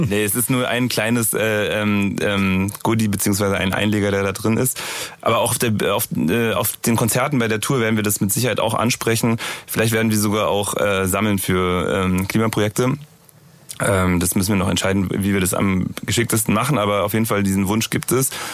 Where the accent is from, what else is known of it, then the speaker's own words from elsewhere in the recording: Berlin, Germany; bei uns in Berlin gibt's Dussmann